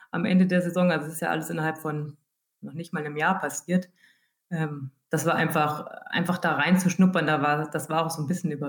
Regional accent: Hesse, Germany; ich komme ja aus der Gegend

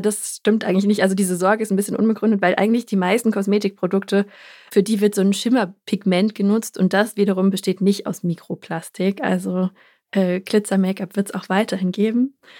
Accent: Germany; bei uns in Deutschland

